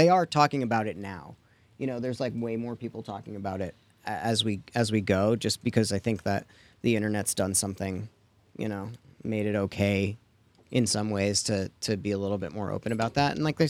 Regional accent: New York, United States; born there; Well, I was born in New York, and that is where my parents, like, we had it, but we never, like, watched it.

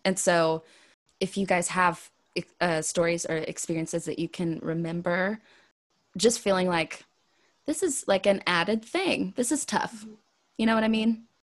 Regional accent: Wichita, Kansas, United States; now in the South, United States; growing up in West Wichita, Kansas, where everyone is white, and then moving to the South

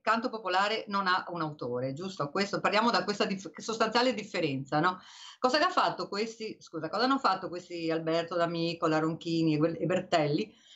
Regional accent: Venice, Veneto, Italy; io che sono veneziana e ti ho Dio sanca io abitavo in una casa dove non c'era il bagno

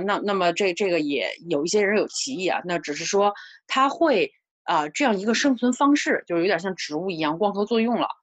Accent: China; 作为中国人来说，我们的这个传统文化也好

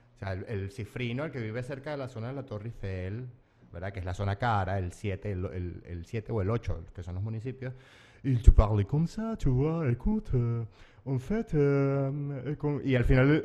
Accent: Mérida, Venezuela; moved away as an adult; also born or lived in Yaracuy, Venezuela / Metz, France; now in Paris, France; yo que soy yaracuyano de nacimiento, pero gocho de, corazón, porque fue más tiempo el que viví en Mérida que el que viví en Yaracuy

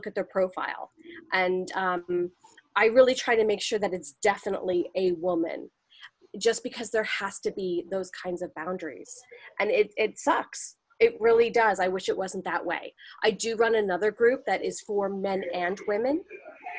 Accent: New York, United States; I'm from New York. I'm from New York

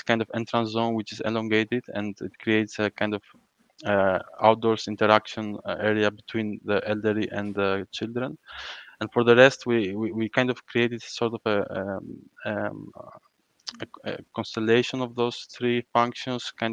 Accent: Crete, Greece; I grew up in Creta

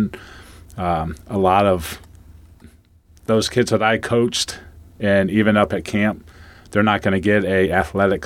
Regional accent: Mogadore, Ohio, United States; moved away; I come from Mogador

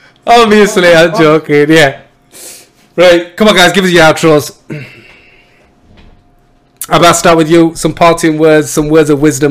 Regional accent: Yorkshire and the Humber, United Kingdom; I'm from Yorkshire.

